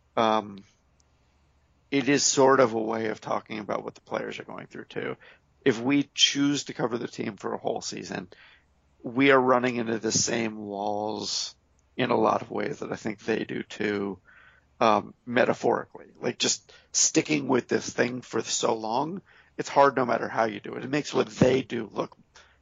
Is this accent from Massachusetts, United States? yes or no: yes; Martha's Vineyard, Massachusetts, United States; I grew up in Martha's Vineyard